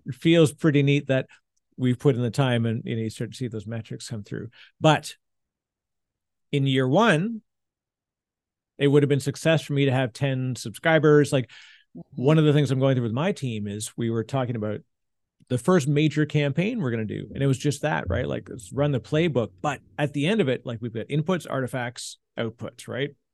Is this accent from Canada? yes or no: yes; Canada; now in New Jersey, United States; I'm the Canadian in Jersey, in New Jersey